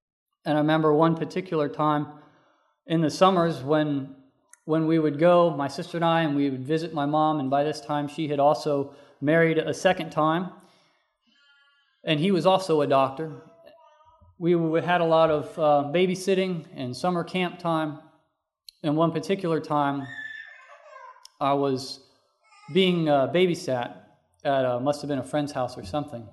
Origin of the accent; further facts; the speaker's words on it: North Carolina, United States; also born or lived in Missouri; We moved away from Missouri and moved to North Carolina, where I was living with my father and my first stepmother.